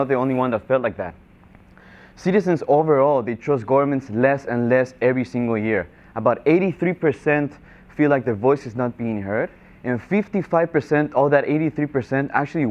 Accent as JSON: {"language": "English", "country": "Guatemala", "tie": "born or raised there", "also_born_or_lived": "Florida", "moved": "yes", "lives_now": "Miami, United States", "said": "I was born and raised in Guatemala"}